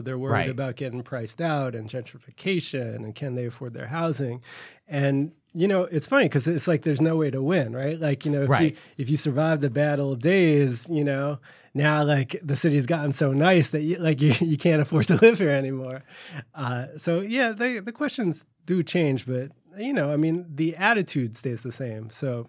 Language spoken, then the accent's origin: English; New York City, New York, United States